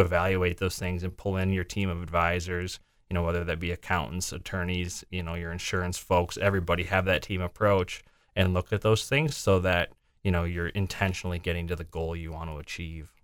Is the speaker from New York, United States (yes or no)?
no; Windom, Minnesota, United States; moved away as an adult; also born or lived in Mankato, Minnesota / Sioux Falls, South Dakota; now in Des Moines, United States; I'm originally from Southwest Minnesota, a small town, Wyndham, Minnesota.